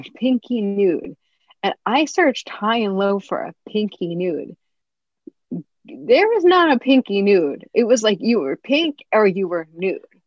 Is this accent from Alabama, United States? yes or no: no; New Jersey, United States; I'm from New Jersey.